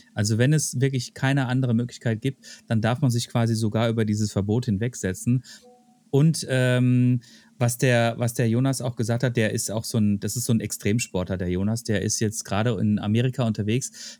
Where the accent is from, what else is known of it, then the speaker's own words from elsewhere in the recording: Germany; als Deutscher